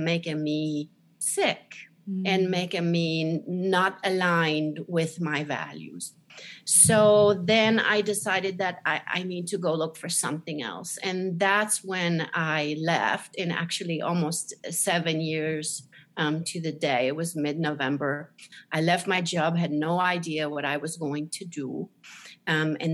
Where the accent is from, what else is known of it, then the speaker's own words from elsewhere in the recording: Switzerland; moved away; also born or lived in Zurich; I was born in Switzerland, very small country in the middle of Europe